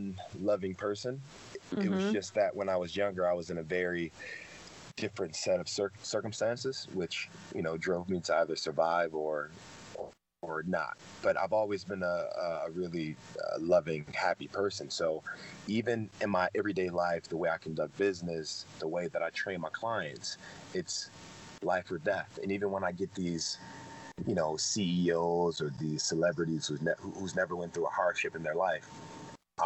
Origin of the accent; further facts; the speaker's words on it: Detroit, Michigan, United States; I was raised in Detroit